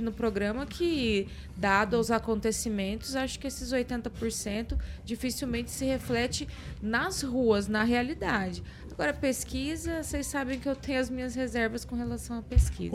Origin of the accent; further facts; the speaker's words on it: Maringá, Paraná, Brazil; eu na, nasci e fui criada em Maringá